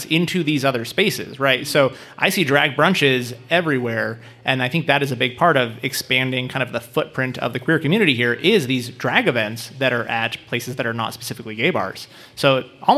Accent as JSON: {"language": "English", "town": "Reno", "region": "Nevada", "country": "United States", "tie": "born or raised there", "also_born_or_lived": "Portland", "said": "I grew up here in Reno, but then I lived in Portland for a while"}